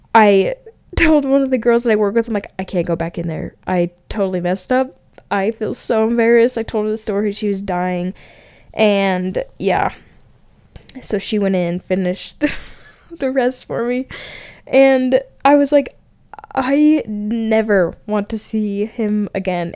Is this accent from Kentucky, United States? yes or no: no; Wellsville, Utah, United States; also born or lived in Layton, Utah; I was from Utah.